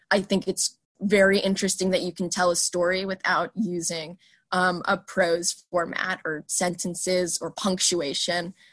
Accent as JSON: {"language": "English", "town": "Newark", "region": "Delaware", "country": "United States", "tie": "born or raised there", "also_born_or_lived": "Princeton, New Jersey", "said": "very native Delawarean. I was born in Princeton, but I moved there when I was two to Newark"}